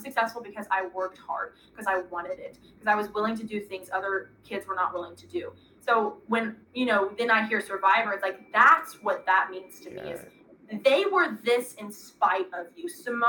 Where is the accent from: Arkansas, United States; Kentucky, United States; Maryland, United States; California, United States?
Arkansas, United States; I'm from Arkansas, so